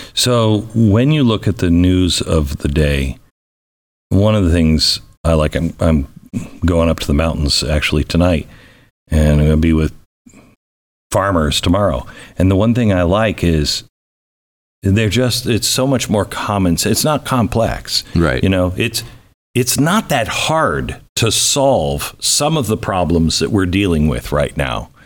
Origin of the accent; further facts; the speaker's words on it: Washington, United States; moved away; I grew up in a very small town, Washington State